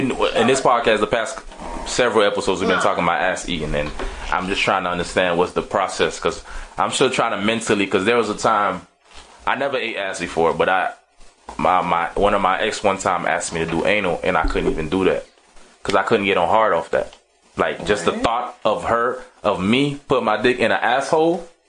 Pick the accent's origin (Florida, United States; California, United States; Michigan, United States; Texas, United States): Florida, United States; Miami; I'm from Miami.